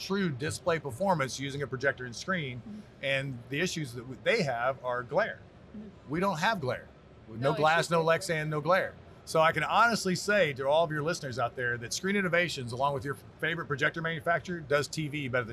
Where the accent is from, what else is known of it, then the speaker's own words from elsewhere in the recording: Texas, United States; I'm from Texas